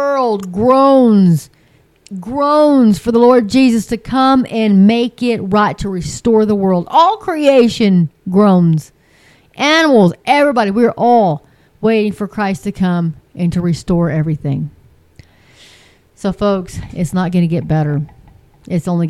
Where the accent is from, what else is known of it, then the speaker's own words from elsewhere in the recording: near Pampa, Texas, United States; my hometown, but not too far, like 60, 70 miles from my house, from Pampa, Texas.